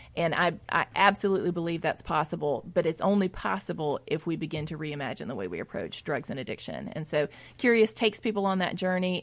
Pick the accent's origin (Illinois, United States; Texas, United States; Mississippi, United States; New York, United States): Mississippi, United States; Jackson; I grew up in West Jackson